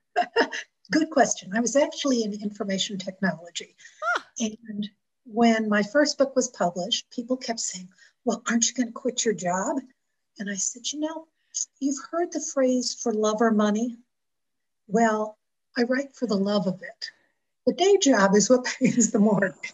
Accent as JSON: {"language": "English", "town": "Buffalo", "region": "New York", "country": "United States", "tie": "born or raised there", "moved": "yes", "lives_now": "Cheyenne, United States", "said": "I was raised outside of Buffalo, New York."}